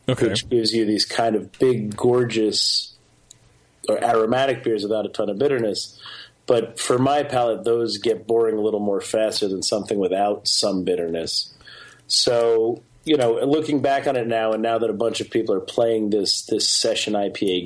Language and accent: English; New Jersey, United States; Chris and I were born and raised within three houses of each other.